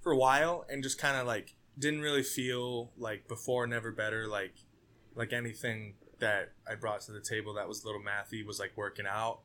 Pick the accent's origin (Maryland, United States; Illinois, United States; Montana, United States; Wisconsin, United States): Montana, United States; now in Minneapolis, United States; I'm originally from Montana